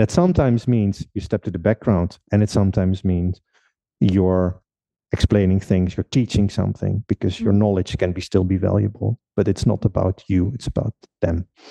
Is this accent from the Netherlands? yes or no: yes; Netherlands; moved away as an adult; now in Czech Republic; I'm from the Netherlands originally. Currently living uh, for almost six years already in uh, in the Czech Republic